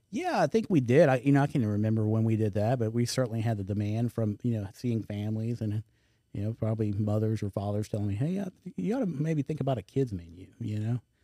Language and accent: English; Houston, Texas, United States; moved away as an adult; now in Baton Rouge, United States; I grew up in Houston